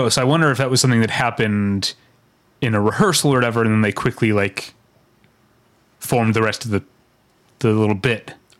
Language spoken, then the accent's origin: English; Philadelphia, Pennsylvania, United States; now in Atlanta, United States; Because I'm originally from Philadelphia, living in Atlanta.